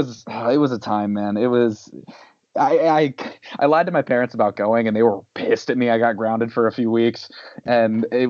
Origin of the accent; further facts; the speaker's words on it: Salisbury, Maryland, United States; we were teenagers growing up in Salisbury